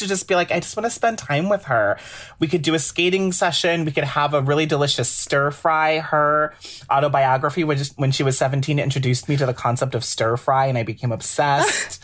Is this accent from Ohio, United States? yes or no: yes; Cleveland Heights, Ohio, United States; now in New York, United States; being a little baby queer growing up in Cleveland Heights, Ohio